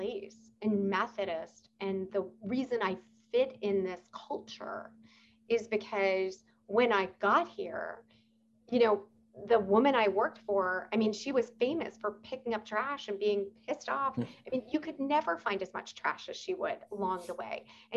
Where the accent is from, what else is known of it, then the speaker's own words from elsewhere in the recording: New York, United States; moved away; I am a New Yorker